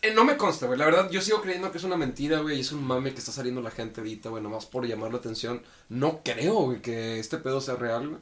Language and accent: Spanish; Mexico; Como mexicanos